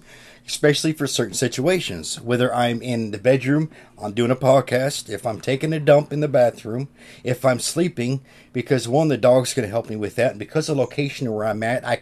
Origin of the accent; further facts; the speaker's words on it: Kansas, United States; I grew up in Kansas and, you know, in the Midwest.